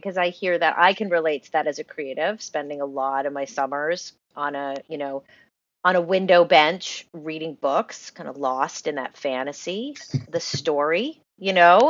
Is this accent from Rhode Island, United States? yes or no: yes; Rhode Island, United States; now in Los Angeles, United States; my home state of Rhode Island